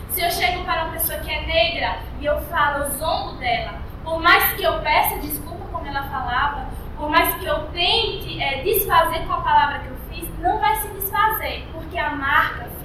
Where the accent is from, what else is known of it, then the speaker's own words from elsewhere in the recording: Bahia, Brazil; accent: Bahian; now in São Paulo, Brazil; Se eu falar com o meu sotaque, piorou. É da Bahia